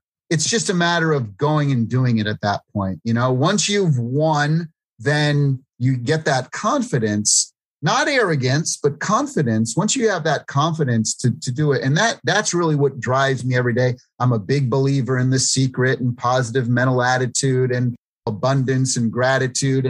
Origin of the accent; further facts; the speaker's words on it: East Coast, United States; East Coast Italian, growing up in the East Coast